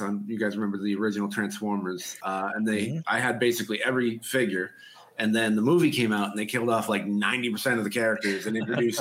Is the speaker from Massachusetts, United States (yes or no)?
yes; Boston, Massachusetts, United States; accent: Boston; I'm from Boston